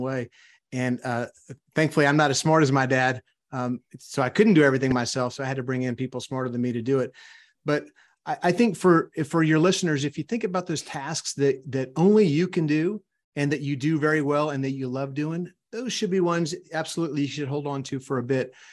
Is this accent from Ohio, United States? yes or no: no; South Louisiana, United States; also born or lived in Arkansas; now in Texas, United States; I grew up in South Louisiana